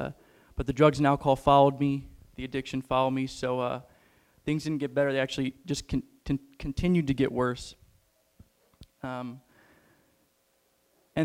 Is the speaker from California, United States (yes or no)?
no; Rochester, Illinois, United States; I grew up in Rochester, Illinois. I don't know if any of you know where that's at. It's right next to Springfield.